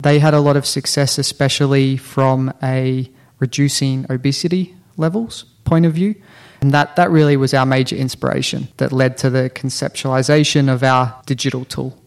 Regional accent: Australia; moved away as an adult; also born or lived in New Zealand; now in Finland; originally from New Zealand, born and raised in Australia, and been living in Finland for about six years now.

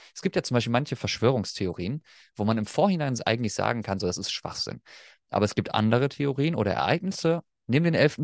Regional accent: Germany; accent: German; als Deutscher

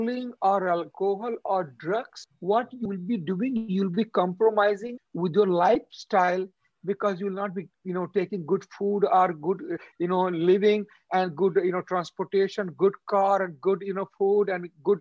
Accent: India; moved away as an adult; also born or lived in Delhi / San Francisco; now in Canada; being an Indian

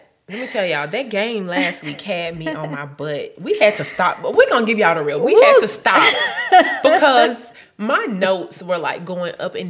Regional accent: Birmingham, Alabama, United States; accent: country; also born or lived in Fairfield, Alabama; I am from Birmingham, Alabama, B-ham. I know, ain't nothing special about B-ham. I have no special accent other than I'm country, literally.

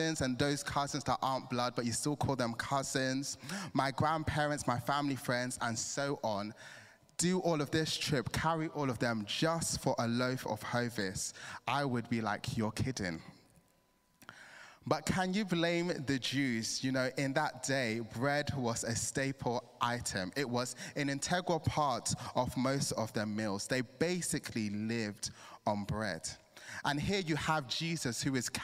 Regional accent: Nigeria; now in England, United Kingdom; I'm Nigerian

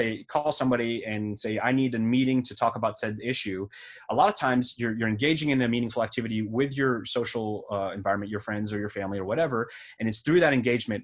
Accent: France; now in United States; I was born in France. I'm from a different country.

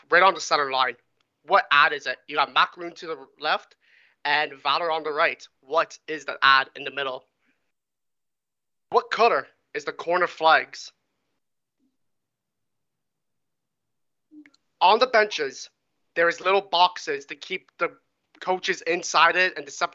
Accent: Canada; I am Canadian

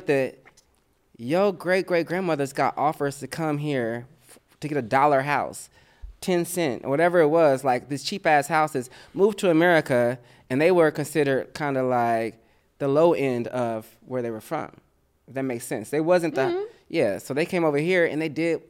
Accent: Indianapolis, Indiana, United States; now in Los Angeles, United States; I growing up in Indiana

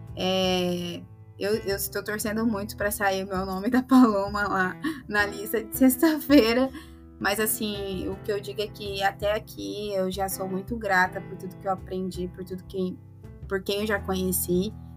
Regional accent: Sorriso, Mato Grosso, Brazil; Eu sou de Sorriso

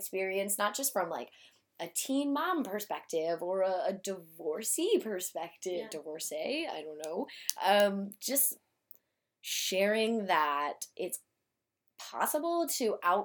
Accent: Newport News, Virginia, United States; also born or lived in Hampton, Virginia; now in Norfolk, United States; I, was born in Newport News, Virginia, and, about 4 or 5 years ago, I moved to Norfolk

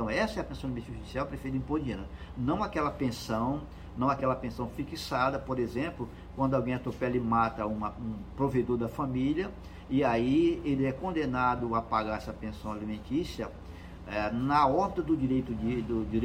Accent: Northeast Region, Brazil; Tem, como diz no Nordeste, no interior do Nordeste, eu sou nordestino

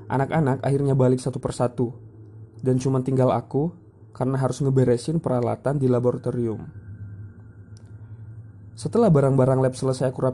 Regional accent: West Nusa Tenggara, Indonesia; now in Surabaya, Indonesia; Aku sendiri berasal dari Lombok, Nusa Tenggara Barat. Di Surabaya, aku ngekos bareng temenku.

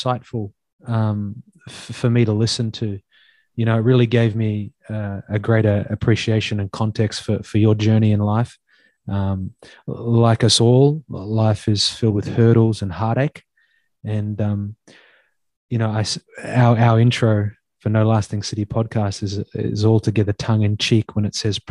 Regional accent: Australia; I grew up in Australia surfing as well

